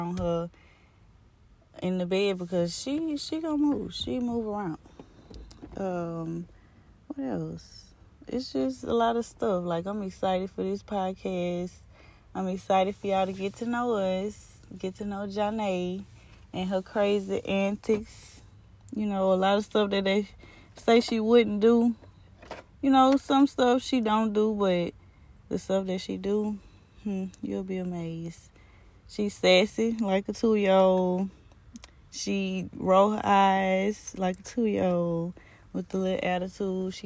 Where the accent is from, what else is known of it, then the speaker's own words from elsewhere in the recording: Baton Rouge, Louisiana, United States; we're from Baton Rouge, Louisiana